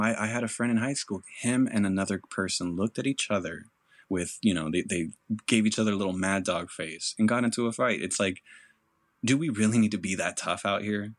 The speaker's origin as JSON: {"language": "English", "region": "California", "country": "United States", "tie": "born or raised there", "also_born_or_lived": "Mexico", "said": "I grew up in California where going to school, being Hispanic"}